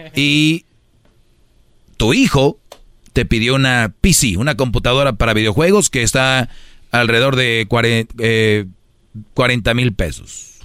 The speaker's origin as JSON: {"language": "Spanish", "town": "Monterrey", "region": "Nuevo León", "country": "Mexico", "said": "Yo soy de Monterrey"}